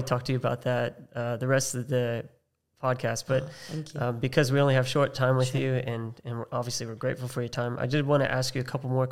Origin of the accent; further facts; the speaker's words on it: United States; now in Australia; I'm American living in Australia.